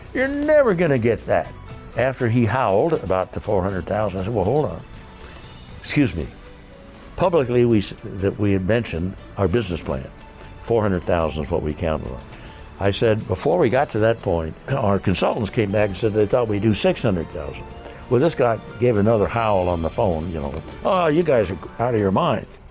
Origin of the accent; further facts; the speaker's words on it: San Diego, California, United States; the mighty skyline of my hometown